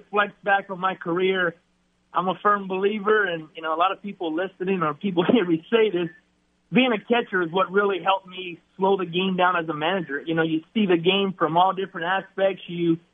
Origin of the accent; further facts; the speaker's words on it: Lafayette, Louisiana, United States; my hometown, to Lafayette